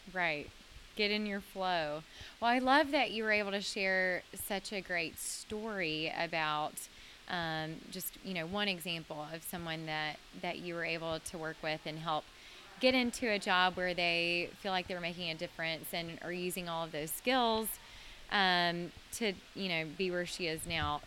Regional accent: Mississippi, United States; now in Nashville, United States; I'm from Mississippi

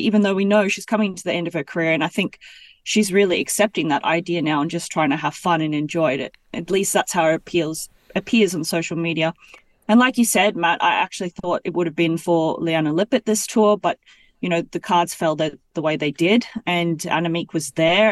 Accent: Gold Coast, Queensland, Australia; now in Belgium; I'm from the Gold Coast

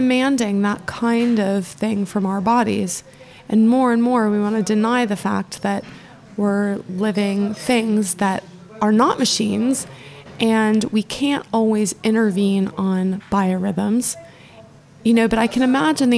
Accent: Florida, United States; also born or lived in Scotland; now in England; growing up in Florida

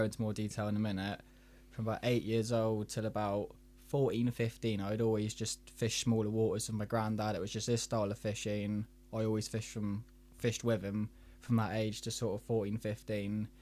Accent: Taunton, South West England, United Kingdom; I'm from Taunton

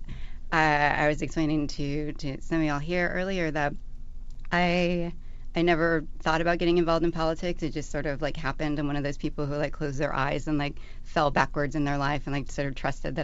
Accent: Austin, Texas, United States; moved away as an adult; also born or lived in Baltimore; I grew up in Austin, in and around, like in the city, but also in the suburbs throughout pretty much all of my life

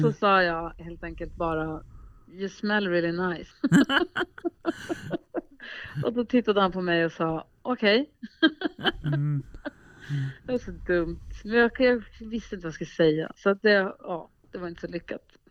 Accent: Luleå, Norrbotten County, Sweden; moved away; also born or lived in Gothenburg; jag bodde faktiskt i mm. Göteborg när jag var liten, eh, ganska en del, en hel del. Men jag är uppvuxen i Luleå, så då säger jag Luleå

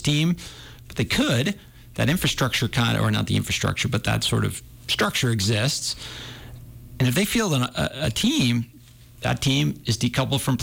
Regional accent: New Hampshire, United States; now in Montana, United States; when I was a kid, you know, I grew up in New Hampshire

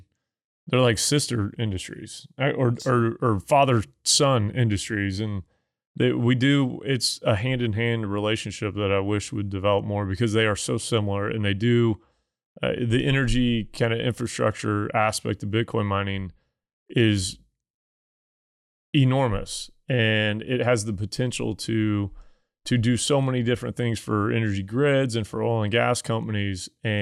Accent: Missouri, United States; Does Missouri have one? Missouri, my home state, do they have one yet?

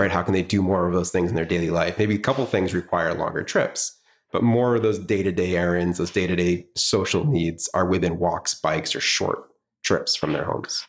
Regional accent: Swampscott, Massachusetts, United States; I was born and raised in Swampscott

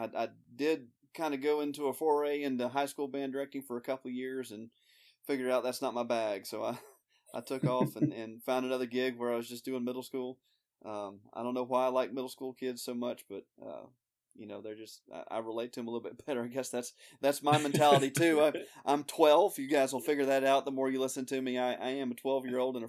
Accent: Birmingham, Alabama, United States; also born or lived in Georgia; My parents are from Illinois, but I was born in Georgia. Grew up in Birmingham, Alabama. Lived here all my life except for the first year.

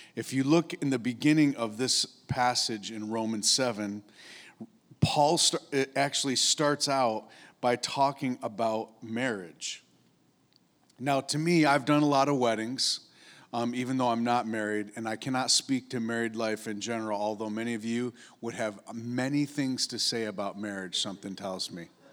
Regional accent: upstate New York, United States; moved away; I grew up in upstate New York

